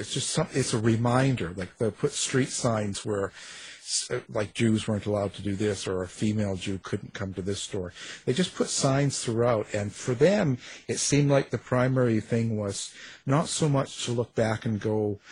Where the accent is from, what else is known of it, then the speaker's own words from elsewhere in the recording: Canada; I'm Canadian